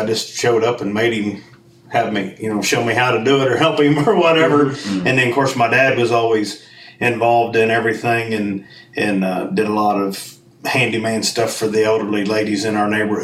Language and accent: English; Ohio, United States; moved away as an adult; I moved here in 95 from Ohio. That's where I'm actually from